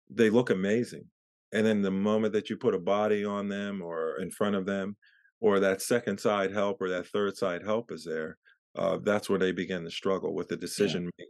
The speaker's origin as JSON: {"language": "English", "town": "Pittsburgh", "region": "Pennsylvania", "country": "United States", "tie": "born there", "also_born_or_lived": "Philadelphia / New Jersey", "lives_now": "Marina, United States", "said": "I was born in Pittsburgh and I was in uh, Philadelphia and New Jersey uh, for a few years and I came out to California in 94."}